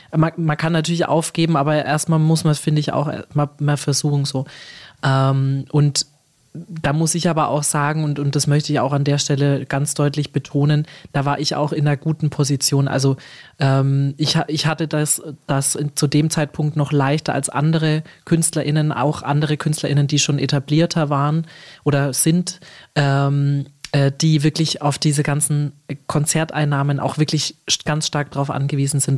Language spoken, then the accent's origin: German; Germany; als Deutsche